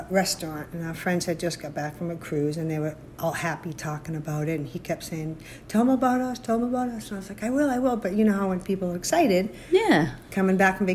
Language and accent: English; Massachusetts, United States; now in Arizona, United States; from Arizona, originally from Massachusetts.